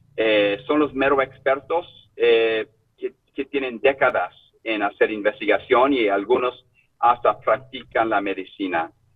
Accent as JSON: {"language": "Spanish", "town": "Sacramento", "region": "California", "country": "United States", "also_born_or_lived": "Chile", "second_language": "Spanish", "said": "soy original de Sacramento"}